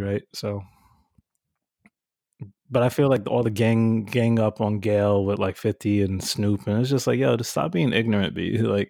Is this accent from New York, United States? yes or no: yes; New York, United States; Yeah, I grew up in New York.